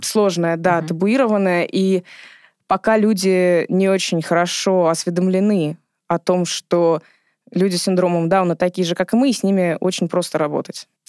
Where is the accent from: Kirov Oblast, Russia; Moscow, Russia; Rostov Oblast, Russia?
Moscow, Russia; Я родилась и выросла в Измайлово, то есть я соседка нашего фонда